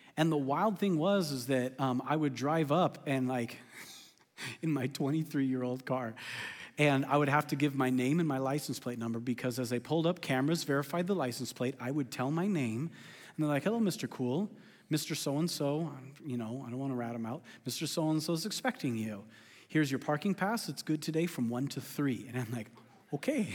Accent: California, United States; I'm from California

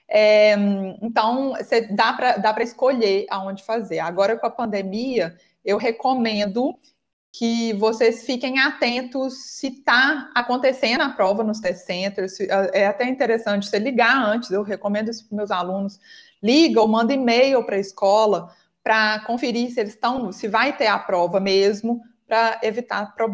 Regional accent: Minas Gerais, Brazil; eu sou de Minas, acho que vocês perceberam pelo meu sotaque, né?

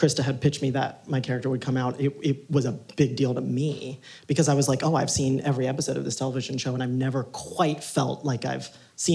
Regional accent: Ohio, United States; I grew up in Ohio

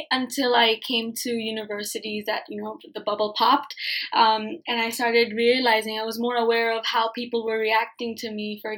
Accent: Hong Kong; So I, I know I was born and raised in Hong Kong, but I was confused because like I'm Bangladeshi, yeah.

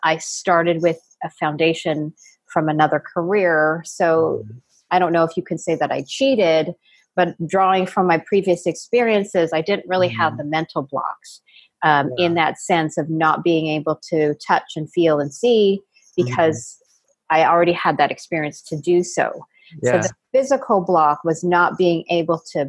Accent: Canada; moved away as an adult; now in San Diego, United States; I am actually Canadian

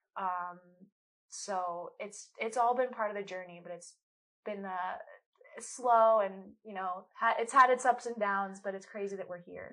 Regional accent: Colorado, United States; I'm from Colorado, um, born and raised

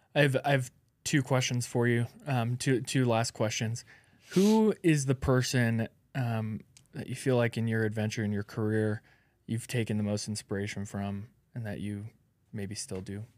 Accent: Alaska, United States; I'm from Alaska

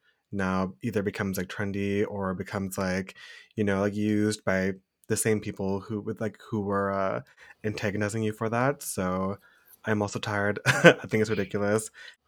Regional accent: Toronto, Ontario, Canada; moved away as an adult; now in Montreal, Canada; Pronouns are he, him, or whatever you like. I'm from Dish with One Spoon territory, Toronto, but I've lived in Montreal for the last 4.5 years. My parents are Malaysian, or they're immigrants from Malaysia, but they are of Indian origin.

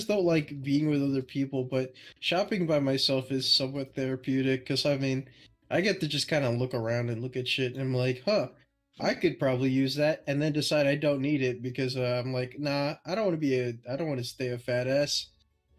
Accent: Texas, United States; I'm from Texas

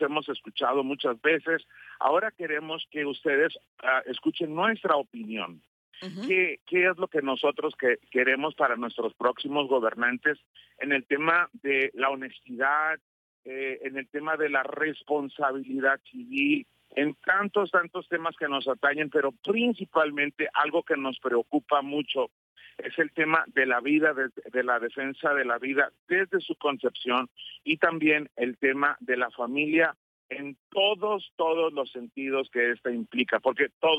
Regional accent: Mexico; antes que cristianos somos mexicanos

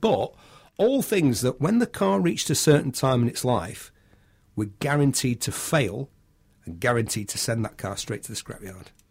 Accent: United Kingdom; I'm British

